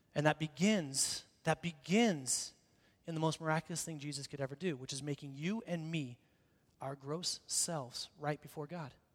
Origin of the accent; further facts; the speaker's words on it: Boise, Idaho, United States; I grew up in Boise, downtown here, and so I went to the same school, Longfellow Elementary, then North Junior High, and then Boise High School